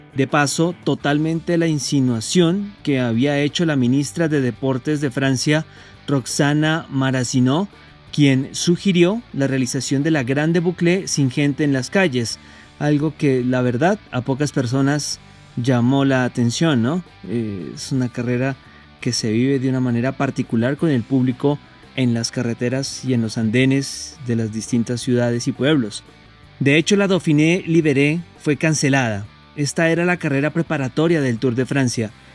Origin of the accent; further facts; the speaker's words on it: Colombia; a todos los colombianos